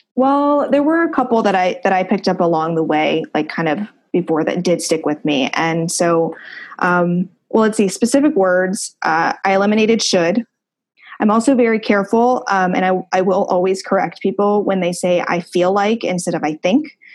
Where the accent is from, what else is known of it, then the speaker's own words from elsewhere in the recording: Ohio, United States; moved away as an adult; living in my hometown